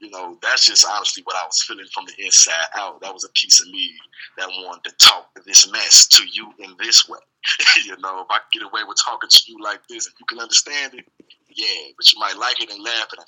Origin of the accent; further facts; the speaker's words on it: Maywood, Illinois, United States; also born or lived in Georgia / Mississippi / Michigan / Indiana; man, I'm from Illinois, man. You know, born in Maywood, in and out of the Maywood area. Really raised everywhere Georgia, Atlanta, Mississippi, Michigan, Indiana, everywhere in Illinois, you name it.